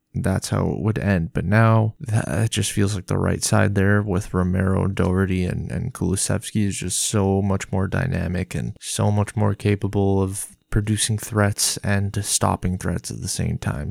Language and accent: English; Tottenham, Ontario, Canada; I am from Tottenham, Ontario, Canada. Not Tottenham, U K.